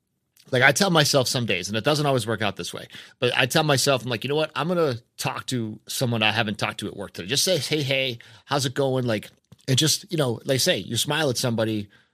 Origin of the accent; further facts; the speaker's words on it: New England, United States; now in North Carolina, United States; I'm from New England, right? So it's a more cynical space. You know, I grew up a Red Sox fan